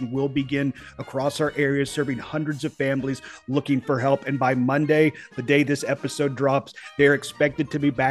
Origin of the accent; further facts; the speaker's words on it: East Tennessee, United States; I'm a hillbilly from East Tennessee.